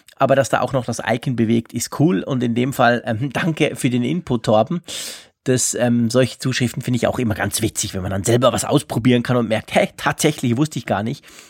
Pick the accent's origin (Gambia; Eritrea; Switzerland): Switzerland; bei uns in der Schweiz